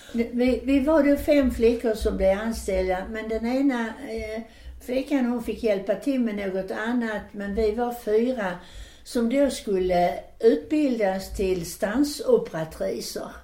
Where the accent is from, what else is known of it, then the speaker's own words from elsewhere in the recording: Landskrona, Skåne, Sweden; Där hemma i Landskrona för vi, vi var ju nära Danmark